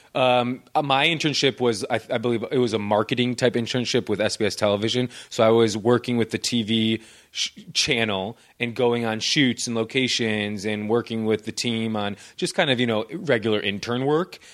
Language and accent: English; Naperville, Illinois, United States; moved away as an adult; also born or lived in Boston; now in Los Angeles, United States; I'm originally from Naperville, Illinois.